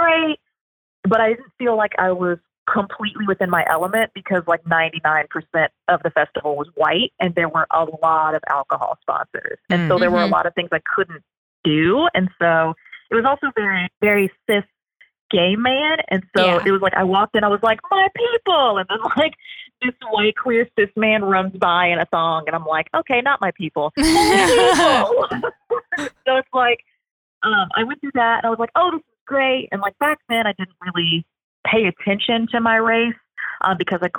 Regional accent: Louisville, Kentucky, United States; I grew up in Louisville, Kentucky

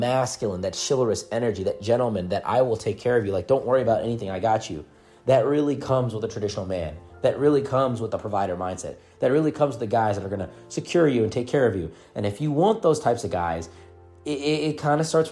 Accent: India; English is a second language; moved away; also born or lived in United States; I'm a guy that's from a foreign country. English is not my first language.

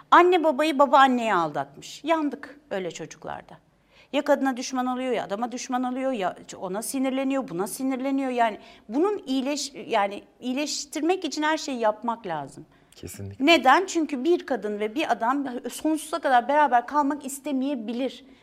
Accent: Istanbul, Turkey; Ee, yok Fenerbahçe'de doğdum. Çok Fenerbahçe'yi de çok severim. Sonra Nişantaşı'n

